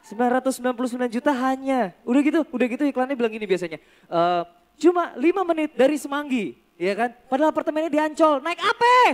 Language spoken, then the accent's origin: Indonesian; Jakarta, Indonesia; Jadi gue lahir dan dibesarkan di Jakarta.